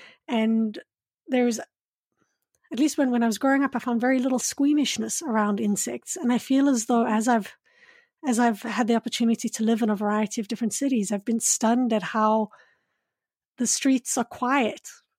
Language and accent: English; Johannesburg, Gauteng, South Africa; And I grew up in Johannesburg, and we'd often call it, I think at one point it was called the largest man-made forest, because we have so many.